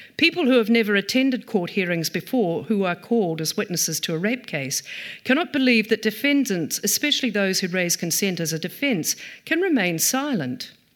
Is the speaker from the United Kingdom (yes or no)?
no; Taupiri, Waikato, New Zealand; also born or lived in Ngaruawahia; I grew up in Taupere